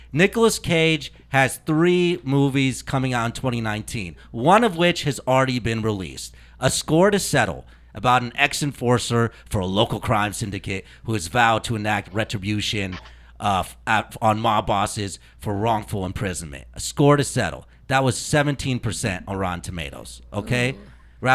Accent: Indianapolis, Indiana, United States; I am from Indianapolis

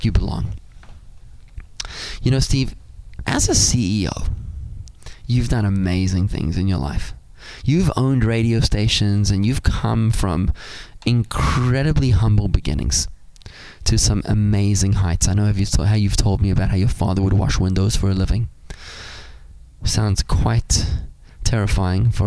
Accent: South Africa; now in Palm Beach Gardens, United States; I'm a South African kid

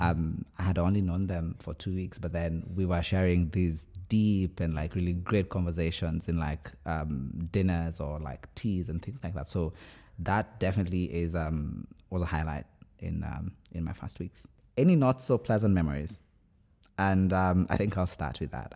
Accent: Kenya; moved away as an adult; now in Oxford, United Kingdom; I'm from Kenya

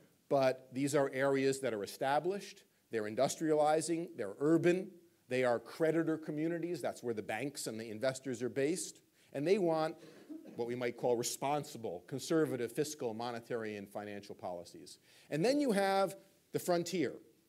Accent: New York, United States; I grew up in New York.

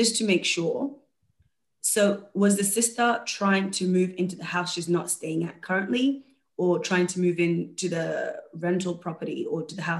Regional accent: Georgia, United States; now in Connecticut, United States; So I decided to move in myself for the time being as I am originally from Georgia, and it's not a great place to be in right now, given the spread of COVID.

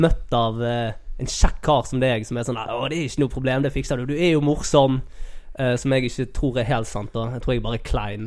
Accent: Sotra, Vestland, Norway; also born or lived in Fyllingsdalen; jeg vokste opp på Sotra

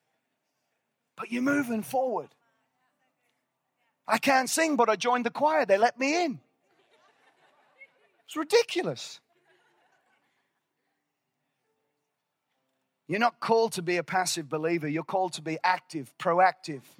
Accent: Northern Ireland, United Kingdom; moved away; I was born in Northern Ireland, and I'm loyal to the soil

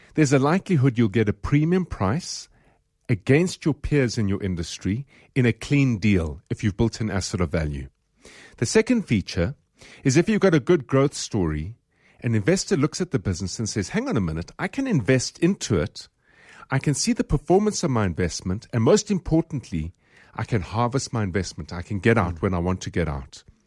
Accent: South Africa; we're from South Africa

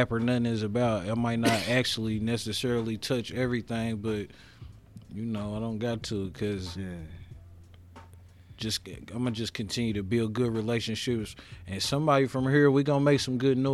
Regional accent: Indianapolis, Indiana, United States

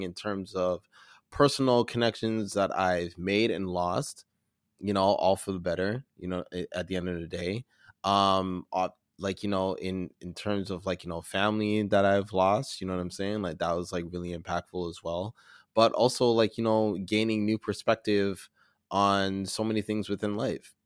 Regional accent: Toronto, Ontario, Canada; I'm from Toronto, I'm a black editor

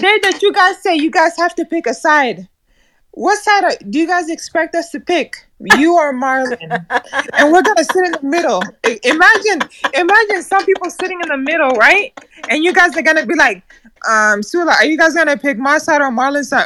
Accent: Nebraska, United States; also born or lived in East Africa; now in Texas, United States; I'm from East Africa, but I've, I grew up here in America since I was eight years old

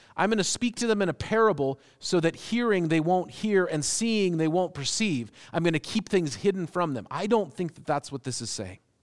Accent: United States; as American Christians

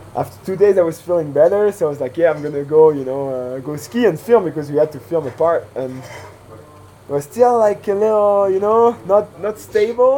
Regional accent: Switzerland; from Switzerland as well

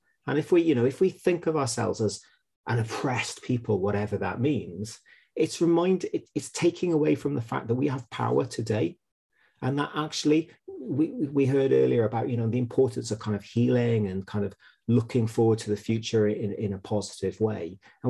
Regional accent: Wales, United Kingdom; that somehow it's created this sense of uncertainty, that we worry so much about being Welsh.

